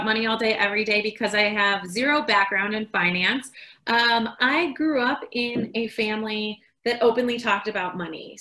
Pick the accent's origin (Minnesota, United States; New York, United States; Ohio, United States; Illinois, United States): Illinois, United States; Chicago; moved away as an adult; also born or lived in San Diego / Peru; now in Colorado, United States; I grew up in Chicago